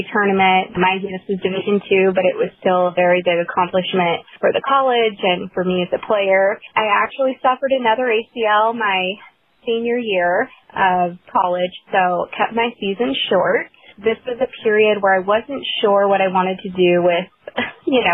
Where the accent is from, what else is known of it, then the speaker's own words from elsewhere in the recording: Sacramento, California, United States; I'm born and raised in Sacramento, California.